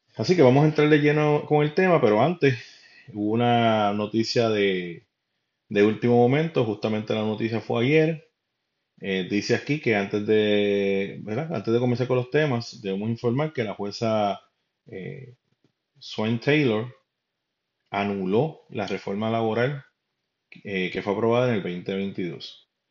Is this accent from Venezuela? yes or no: no; Puerto Rico; Nosotros somos una isla